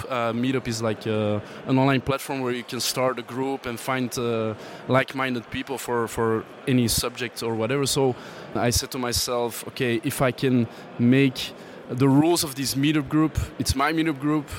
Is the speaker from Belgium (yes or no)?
yes; Antwerp, Flanders, Belgium; I am from Antwerp